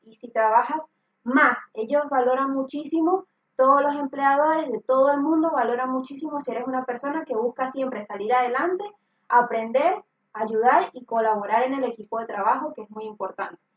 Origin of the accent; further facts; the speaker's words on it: Venezuela; moved away as an adult; now in Spain; yo soy venezolana